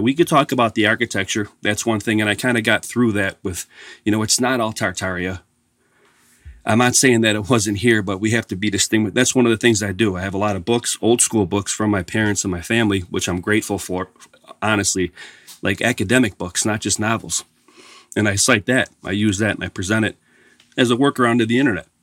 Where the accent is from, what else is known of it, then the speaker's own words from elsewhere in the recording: Buffalo, New York, United States; I was born and raised in Buffalo